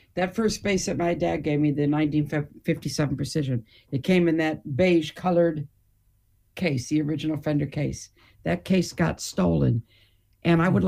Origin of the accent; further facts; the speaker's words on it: Detroit, Michigan, United States; moved away; also born or lived in United Kingdom / Hamburg, Germany; being born and raised in Detroit